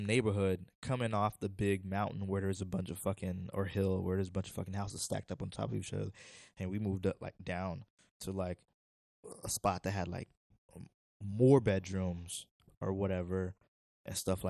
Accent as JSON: {"language": "English", "town": "Sarasota", "region": "Florida", "country": "United States", "tie": "born or raised there", "also_born_or_lived": "Haiti / Coral Springs, Florida", "said": "Then we moved to Sarasota, which is like my hometown"}